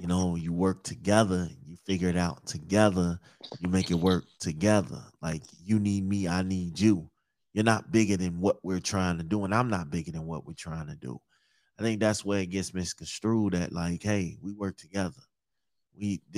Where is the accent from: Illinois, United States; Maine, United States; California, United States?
Illinois, United States; Chicago; accent: Chicago; now in Minnesota, United States; I'm from Chicago. I reside in Minnesota right now, though